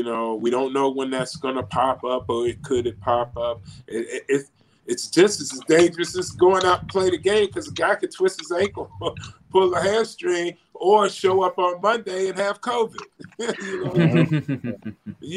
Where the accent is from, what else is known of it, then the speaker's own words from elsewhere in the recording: Piney River, Virginia, United States; moved away; I grew up in Piney River, Virginia